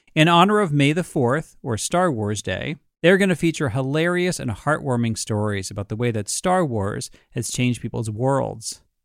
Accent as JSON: {"language": "English", "country": "United States", "said": "as an American growing up in the Cold War"}